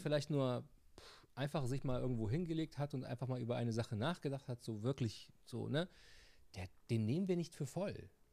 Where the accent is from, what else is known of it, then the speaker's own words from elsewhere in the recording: Tunisia; bei uns in Tunesien